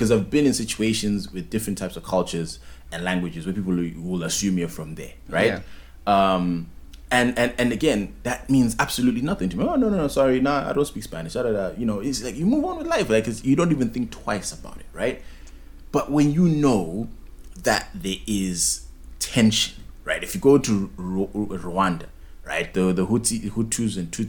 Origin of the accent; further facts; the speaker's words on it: Zimbabwe; our business language in Zim is what? Is English